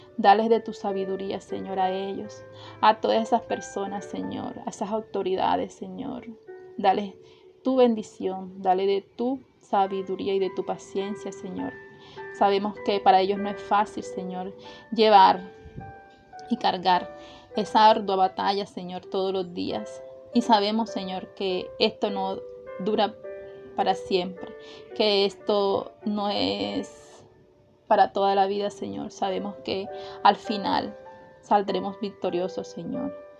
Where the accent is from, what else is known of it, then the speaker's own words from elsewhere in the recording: Atlántico, Colombia; nuestro departamento del Atlántico